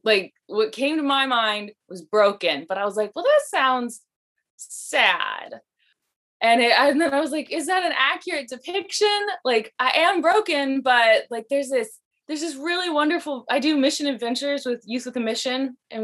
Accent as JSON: {"language": "English", "town": "Las Vegas", "region": "Nevada", "country": "United States", "moved": "yes", "lives_now": "Oregon, United States", "said": "I'm originally from Las Vegas, but we moved here to Oregon in like the early 2000s. So I've been in Oregon longer, but I usually go back to Vegas every year to visit."}